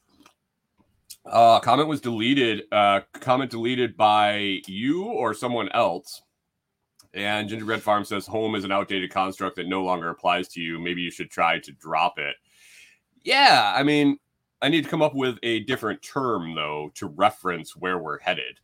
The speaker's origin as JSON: {"language": "English", "region": "Minnesota", "country": "United States", "also_born_or_lived": "Tennessee", "moved": "yes", "said": "we're from Minnesota"}